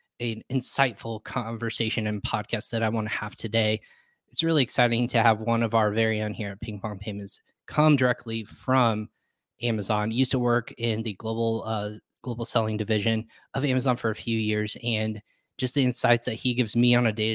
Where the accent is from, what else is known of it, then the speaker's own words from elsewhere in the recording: Indianapolis, Indiana, United States; From Indianapolis